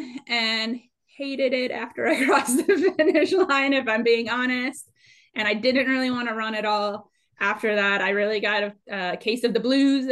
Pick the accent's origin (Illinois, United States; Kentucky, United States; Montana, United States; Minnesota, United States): Minnesota, United States; moved away as an adult; also born or lived in Dallas-Fort Worth, Texas; now in San Antonio, United States; born and raised in Minnesota